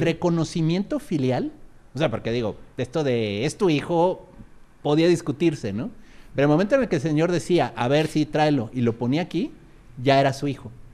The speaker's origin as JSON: {"language": "Spanish", "region": "Querétaro", "country": "Mexico", "tie": "born or raised there", "said": "yo donde crecí, en Querétaro"}